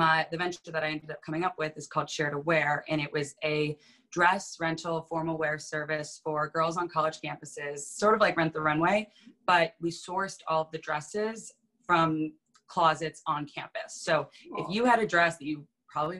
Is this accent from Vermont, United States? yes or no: yes; Vermont, United States; moved away as an adult; also born or lived in New York City; grew up in Vermont, which is where I am now.